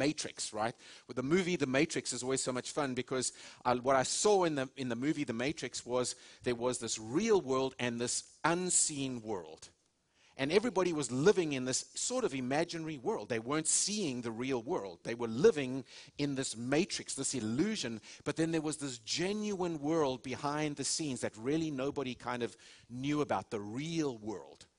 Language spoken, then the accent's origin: English; South Africa; moved away as an adult; now in United States; I was raised in South Africa. We're Americans now. We have had the privilege of living here almost 18 years in January